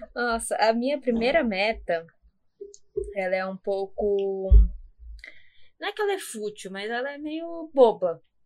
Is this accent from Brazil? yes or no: yes; São Paulo, Brazil; eu sou da Zona Leste